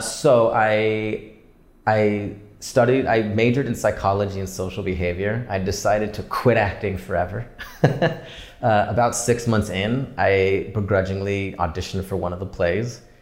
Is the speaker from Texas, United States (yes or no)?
no; San Diego, California, United States; also born or lived in Orange County; now in Los Angeles, United States; I grew up in San Diego, um, and then moved to Orange County for school